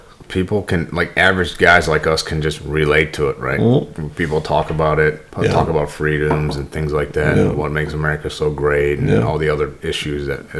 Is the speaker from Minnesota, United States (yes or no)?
yes; St. Paul, Minnesota, United States; born there; So, I was born in Minnesota, right? St. Paul, Minnesota.